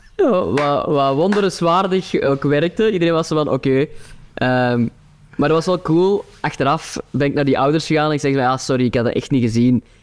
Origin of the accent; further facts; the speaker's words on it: Turnhout, Flanders, Belgium; accent: Kempen dialect; Antwerp accent; ik ben van Turnhout